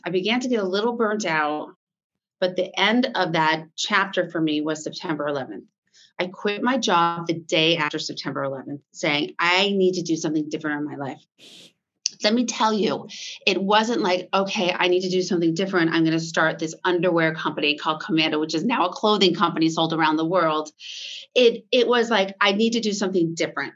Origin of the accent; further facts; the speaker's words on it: Vermont, United States; moved away as an adult; also born or lived in Boston / New York City; I grew up on a farm in Vermont